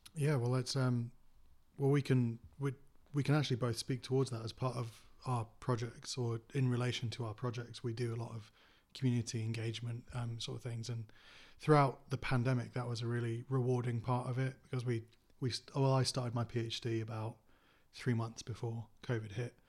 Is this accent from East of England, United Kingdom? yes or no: no; Cottingham, Yorkshire and the Humber, United Kingdom; I grew up in Cottingham